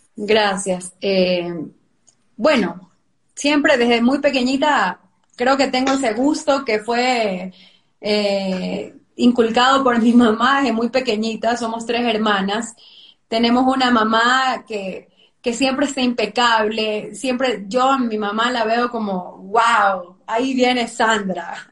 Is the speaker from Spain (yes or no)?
no; Ecuador; como ecuatorianos